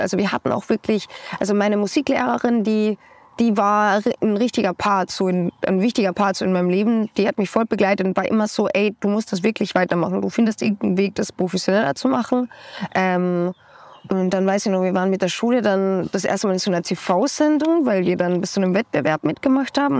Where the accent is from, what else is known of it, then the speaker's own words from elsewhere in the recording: Austria; Ich komme aus Österreich